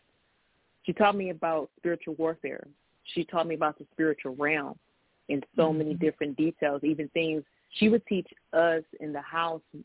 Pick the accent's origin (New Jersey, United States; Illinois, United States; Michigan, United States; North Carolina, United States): Michigan, United States; Detroit; I grew up in Detroit with a garden